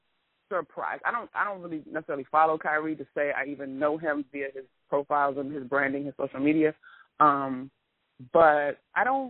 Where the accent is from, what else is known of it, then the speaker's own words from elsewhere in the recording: United States; I'm an American.